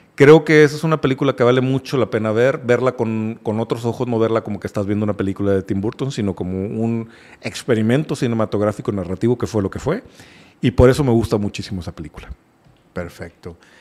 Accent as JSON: {"language": "Spanish", "country": "Mexico", "said": "nuestra historia como mexicanos"}